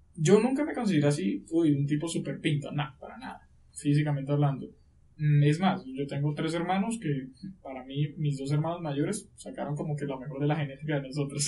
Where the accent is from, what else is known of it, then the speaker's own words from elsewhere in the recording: Riohacha, La Guajira, Colombia; accent: costeño; moved away as an adult; now in Bogotá, Colombia; yo en ese momento estaba en mi ciudad, de donde yo soy, de Rihuacha, La Guajira